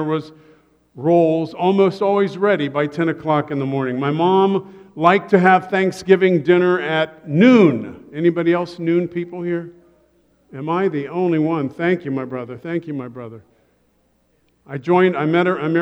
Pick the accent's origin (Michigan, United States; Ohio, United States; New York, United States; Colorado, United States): Ohio, United States; Columbus; I grew up in Columbus, Ohio